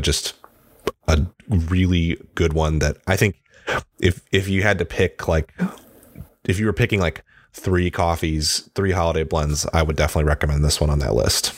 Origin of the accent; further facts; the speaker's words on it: Midwest, United States; moved away; I'm from the Midwest and it's much colder there